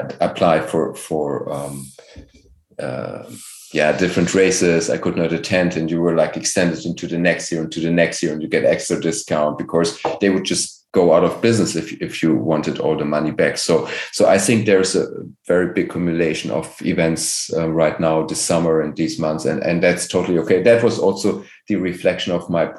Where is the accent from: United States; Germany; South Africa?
Germany; I'm here from Germany